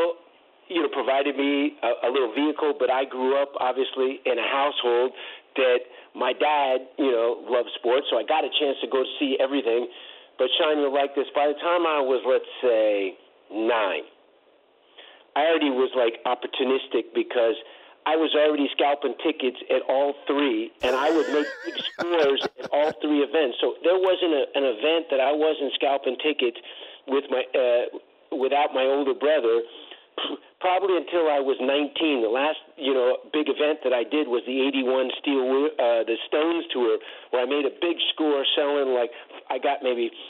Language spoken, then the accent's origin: English; East Bay, California, United States; so I was all East Bay because I grew up in the East Bay.